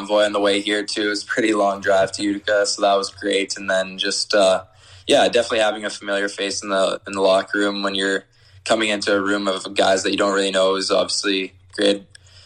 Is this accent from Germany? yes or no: no; Canada; being a Canadian, I'm super excited to be staying in Canada